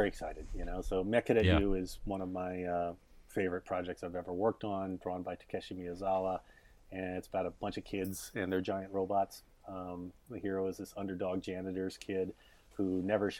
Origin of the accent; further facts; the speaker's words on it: United States; I'm Korean American